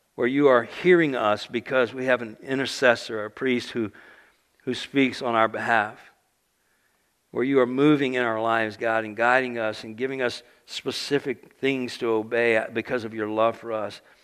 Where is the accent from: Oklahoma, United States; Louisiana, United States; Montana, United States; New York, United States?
Louisiana, United States; South; moved away; I grew up in South Louisiana